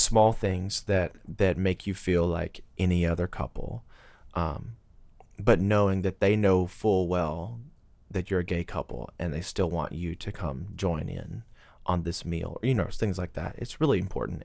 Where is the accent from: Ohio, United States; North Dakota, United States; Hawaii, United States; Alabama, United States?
Alabama, United States; Tuscaloosa; moved away as an adult; now in Nashville, United States; the University of Alabama is in my hometown